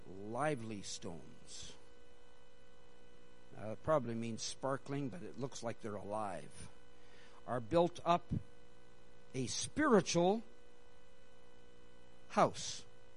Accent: Canada; also born or lived in India; Technically, I'm Canadian. I was born in India, and I've lived in several different countries.

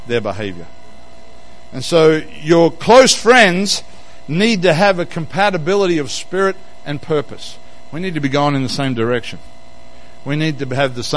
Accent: Queensland, Australia; now in Western Australia, Australia; I'm from Queensland

